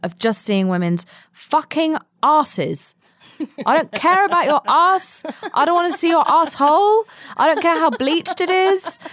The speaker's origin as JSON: {"language": "English", "region": "London", "country": "United Kingdom", "tie": "born or raised there", "also_born_or_lived": "Spain", "moved": "yes", "said": "I was born and raised mostly in London"}